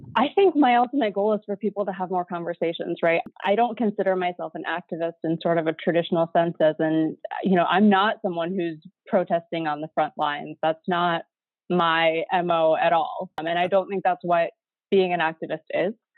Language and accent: English; Midwest, United States; I grew up in the Midwest, my dad's an engineer